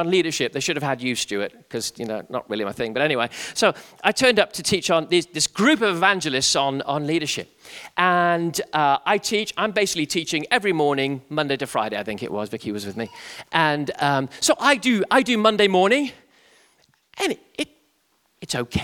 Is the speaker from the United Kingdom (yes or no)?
yes; England, United Kingdom; my English humor